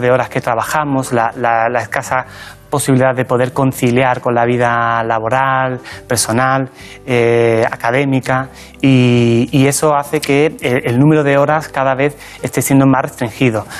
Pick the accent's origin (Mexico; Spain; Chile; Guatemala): Spain; La Barca de la Florida, Andalusia; moved away as an adult; now in Madrid, Spain; Yo nací en un pueblecito pequeño de la provincia de Cádiz que se llama La Barca de la Florida